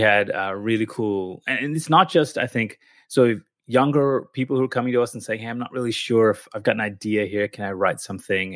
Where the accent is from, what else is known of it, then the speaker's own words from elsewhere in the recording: California, United States; moved away as an adult; also born or lived in Philadelphia; now in Melbourne, Australia; my family's Indian, but I was born in the U S and I grew up in California